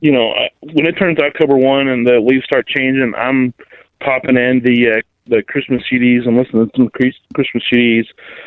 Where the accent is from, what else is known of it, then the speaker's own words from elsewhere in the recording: Florida, United States; moved away; I grew up in Florida.